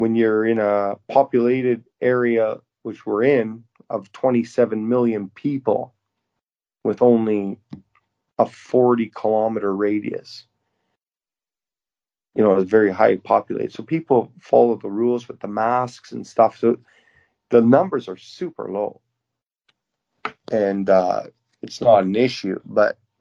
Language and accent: English; Moose Jaw, Saskatchewan, Canada; moved away as an adult; now in Yokohama, Japan; I'm from Moose Jaw, and I'm able to bring kids back and experience a little bit of my childhood